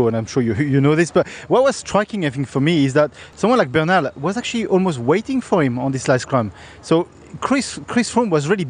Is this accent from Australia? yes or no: yes; Australia; We're Australian.